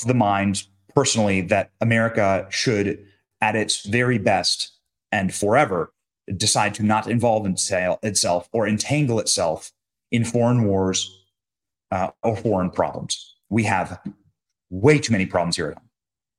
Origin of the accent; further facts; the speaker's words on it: United States; I'm not a Jew. I am not an Israeli. I'm not an Israeli citizen. I'm an American. And that's all. I'm an American Christian. I was born here. My parents were born here. My grandparents were born here. This is my nation.